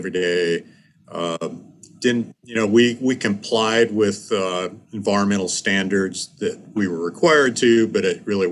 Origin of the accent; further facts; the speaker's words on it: Michigan, United States; moved away; also born or lived in New York; I grew up in Michigan in the Midwest